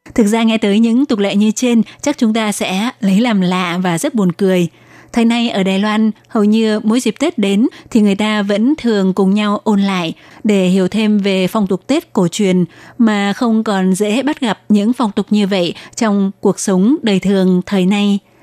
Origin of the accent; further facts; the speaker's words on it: Vietnam; now in Taiwan; chị em người Việt chúng ta đi lấy chồng xa xứ